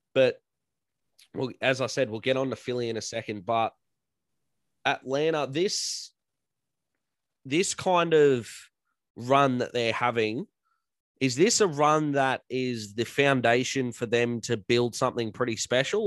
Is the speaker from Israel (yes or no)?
no; Australia; as an Aussie